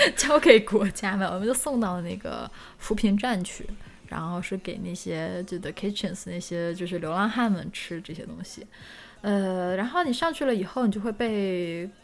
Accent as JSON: {"language": "Chinese", "country": "China", "said": "我们中国人"}